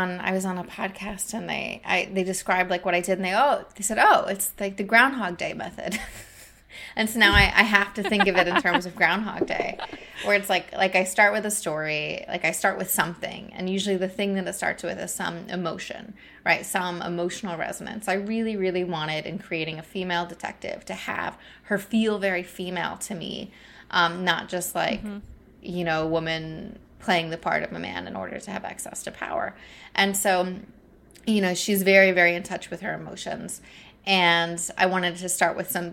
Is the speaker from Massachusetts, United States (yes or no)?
no; Northwest Ohio, United States; moved away as an adult; now in Philadelphia, United States; I grew up in Ohio. I haven't lived in Ohio, you know, since I was 22